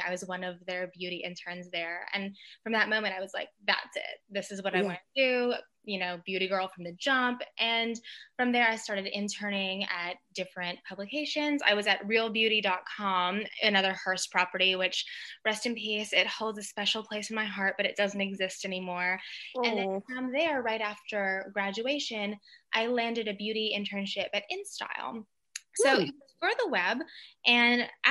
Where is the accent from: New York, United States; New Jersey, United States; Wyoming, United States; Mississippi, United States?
Mississippi, United States; I grew up in Mississippi and I'm half Filipino